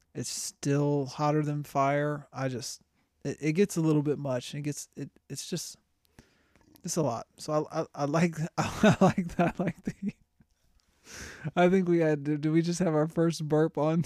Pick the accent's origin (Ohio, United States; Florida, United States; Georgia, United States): Florida, United States; moved away; I grew up in Florida